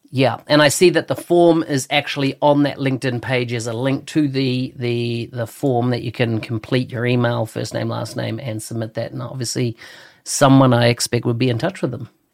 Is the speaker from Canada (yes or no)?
no; New Zealand; I come from New Zealand, a little country at the bottom of the world